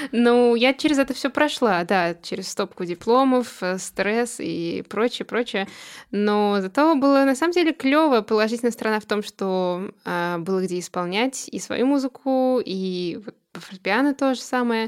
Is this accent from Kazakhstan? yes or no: no; Russia; born or raised there; first language Russian; moved away as an adult; now in Boston, United States